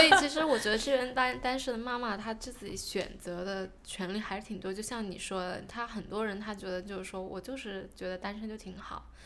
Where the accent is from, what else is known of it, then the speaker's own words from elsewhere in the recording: China; now in New Zealand; 我是中国人